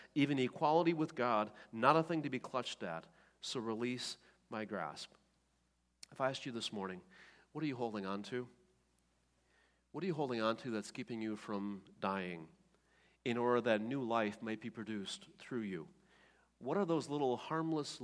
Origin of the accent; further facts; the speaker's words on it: Oostburg, Wisconsin, United States; when I was a kid growing up in Oostburg, Wisconsin